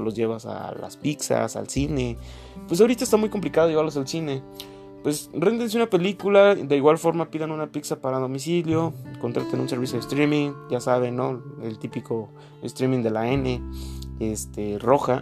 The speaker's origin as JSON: {"language": "Spanish", "country": "Mexico", "said": "Como mexicano"}